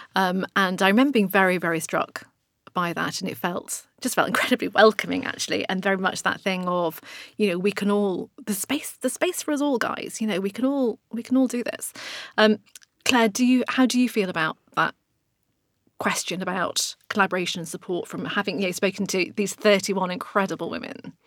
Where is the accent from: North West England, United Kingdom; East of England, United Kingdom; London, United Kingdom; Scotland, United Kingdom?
North West England, United Kingdom; Blackburn; I'm from Blackburn, let's say Blackburn